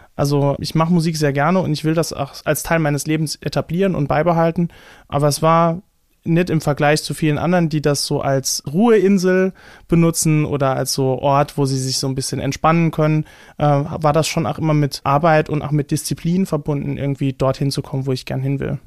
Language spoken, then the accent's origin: German; Saarland, Germany; accent: Saarland dialect; in so einem saarländischen Dialekt ähm, spreche, in einem starken